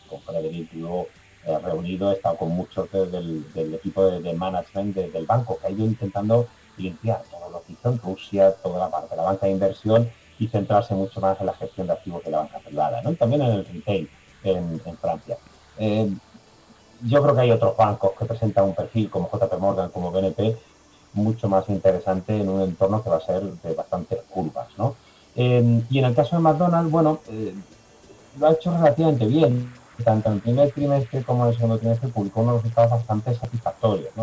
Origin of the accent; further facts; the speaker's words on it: Andalusia, Spain; Yo que soy andaluz